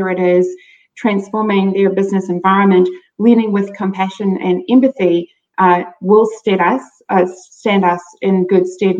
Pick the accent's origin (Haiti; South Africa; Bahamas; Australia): South Africa; I grew up in South Africa